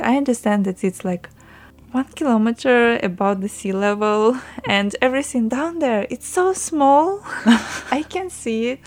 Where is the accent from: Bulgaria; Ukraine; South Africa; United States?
Ukraine; English is a second language; moved away as an adult; now in Taiwan; I'm from Ukraine.